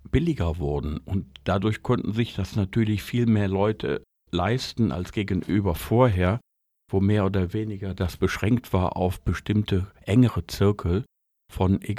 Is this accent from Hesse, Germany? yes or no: no; North Rhine-Westphalia, Germany; Ich komme aus dem Ruhrgebiet und Ruhrgebiet ohne Dampfmaschine wäre nicht vorstellbar.